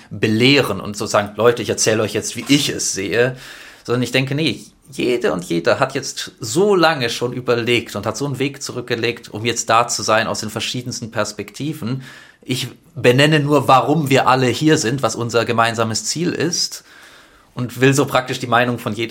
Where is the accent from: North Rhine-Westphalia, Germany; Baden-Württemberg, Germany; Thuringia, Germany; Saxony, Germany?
Baden-Württemberg, Germany; Stuttgart; Genau, ich bin in Stuttgart geboren und aufgewachsen.